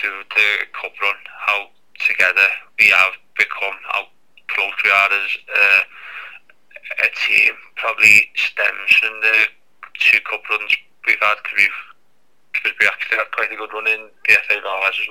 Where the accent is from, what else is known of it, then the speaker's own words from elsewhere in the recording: Liverpool, North West England, United Kingdom; I'm from Liverpool